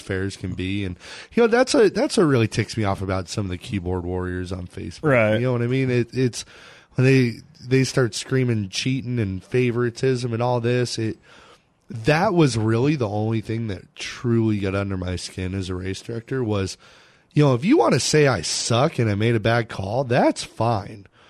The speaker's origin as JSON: {"language": "English", "town": "Phoenix", "region": "Arizona", "country": "United States", "tie": "born or raised there", "said": "I grew up in Manzanita Speedway. My dad was the flagman there for about 15 years or so"}